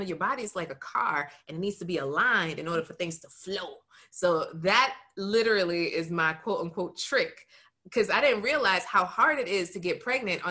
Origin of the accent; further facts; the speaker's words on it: Broward, Florida, United States; my hometown, Broward